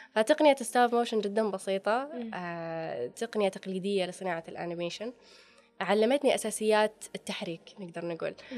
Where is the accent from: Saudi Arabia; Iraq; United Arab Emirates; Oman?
Saudi Arabia; إحنا عندنا في السعودية